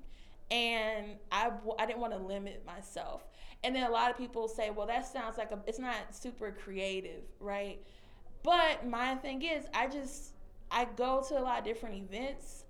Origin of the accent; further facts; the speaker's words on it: Texas, United States; moved away as an adult; now in Chicago, United States; Next year, I'll be moving to Texas. I'm going to go to my hometown